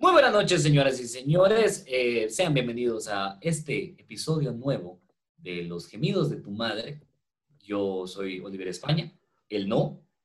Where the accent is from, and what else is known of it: Guatemala